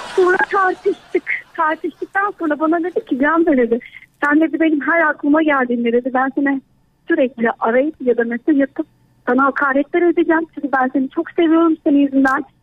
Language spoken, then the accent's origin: Turkish; Black Sea Region, Turkey; ben Karadenizliyim